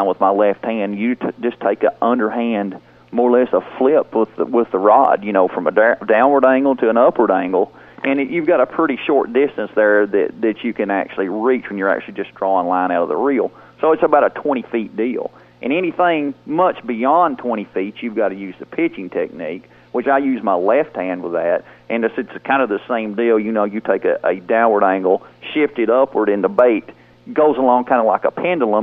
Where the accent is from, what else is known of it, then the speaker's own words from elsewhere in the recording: St. Louis, Missouri, United States; now in Iowa, United States; I moved to Iowa from St. Louis. I mean, you know, back home in St. Louis